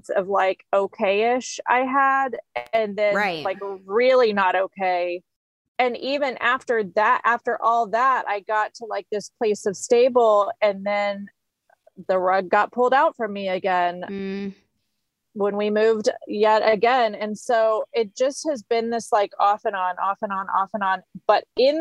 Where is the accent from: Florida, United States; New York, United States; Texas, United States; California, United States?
Texas, United States; Houston; I grew up in Houston in the city